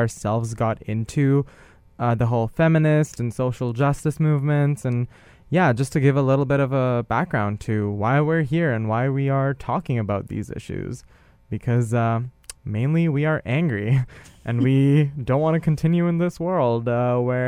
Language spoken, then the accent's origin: English; India; moved away; growing up in India and being a cisgender male